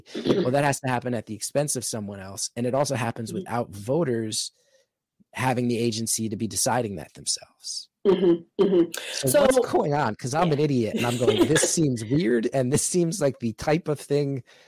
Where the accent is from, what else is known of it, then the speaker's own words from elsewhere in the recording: West Orange, New Jersey, United States; also born or lived in Morris County, New Jersey; I grew up in West Orange